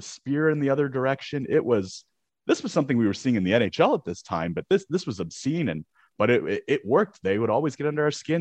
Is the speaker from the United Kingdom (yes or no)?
no; Canada; I played ice hockey growing up in Canada